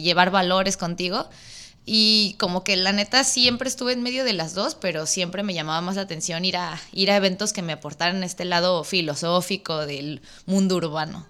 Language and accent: Spanish; Mexico City, Mexico; moved away as an adult; now in Baja California, Mexico; soy de la Ciudad de México pero ya llevo un ratito para acá, para la Baja Norte